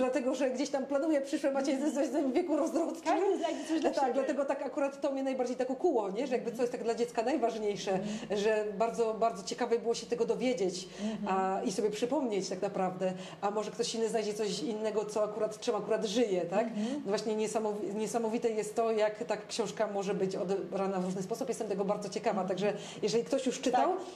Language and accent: Polish; Szczecin, West Pomeranian Voivodeship, Poland; ja jako szczecinianka